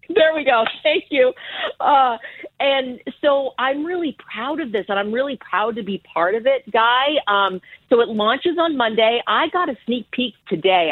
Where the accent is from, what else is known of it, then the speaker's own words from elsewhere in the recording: Ottawa, Ontario, Canada; moved away as an adult; growing up in, in Ottawa, it's like one of the coldest capitals in the world